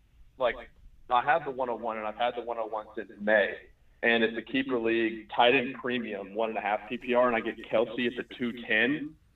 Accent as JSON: {"language": "English", "town": "Atlanta", "region": "Georgia", "country": "United States", "said": "I'm from Atlanta, so I'm like been following Falcons training camp pretty close."}